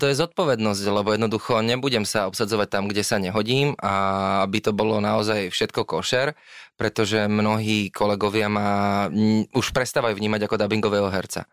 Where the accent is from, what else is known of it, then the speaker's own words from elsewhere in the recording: Slovakia; aj my ako Slováci, síce holubičí národ